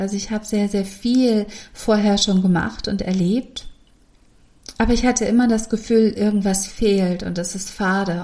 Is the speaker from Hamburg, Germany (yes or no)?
yes; Hamburg, Germany; Bei uns in Hamburg gibt es eine Straße, Osterstraße.